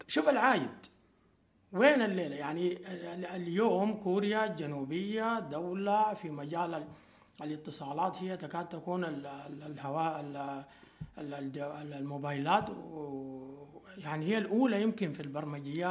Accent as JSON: {"language": "Arabic", "country": "Sudan", "said": "عندنا في السودان"}